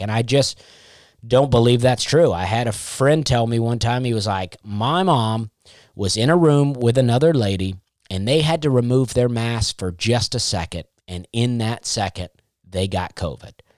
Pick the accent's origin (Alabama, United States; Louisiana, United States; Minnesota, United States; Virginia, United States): Alabama, United States; Auburn; moved away; That was my, that's basically my hometown